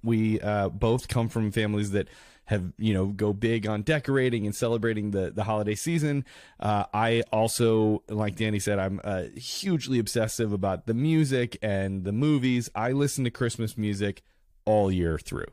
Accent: Carol Stream, Illinois, United States; also born or lived in New York City; now in Los Angeles, United States; I'm originally from Chicago, Illinois, uh, from, uh, the suburb of Carroll Stream

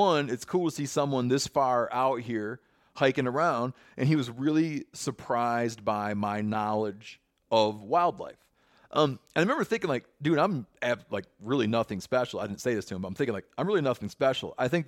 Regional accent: Michigan, United States; moved away; I didn't become cognizant of the divide until I grew, till I left where I grew up in Western Michigan.

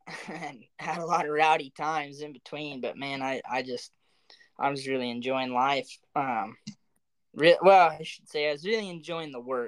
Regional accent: the South, United States; I was spoiled halfway growing up in the South and whitetail hunting

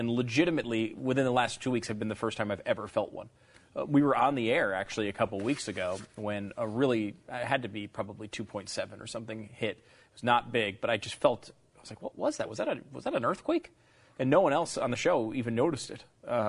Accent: Northeast, United States; I grew up in the Northeast.

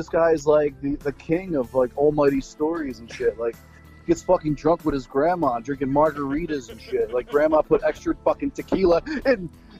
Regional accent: Philadelphia, Pennsylvania, United States; moved away; Growing up in Philadelphia, you really don't have many options.

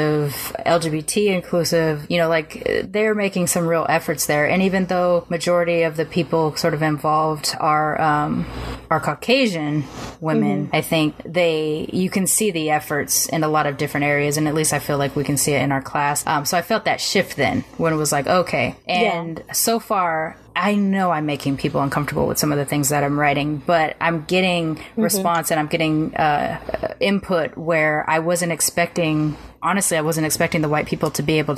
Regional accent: Long Beach, California, United States; born or raised there

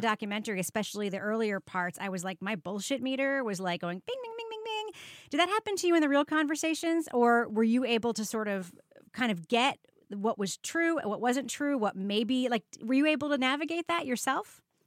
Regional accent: New York, United States; I grew up in New York in the seventies and eighties and nineties

